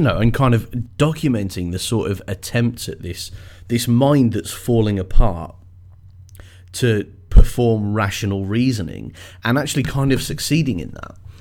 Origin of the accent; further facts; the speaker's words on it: England, United Kingdom; I am English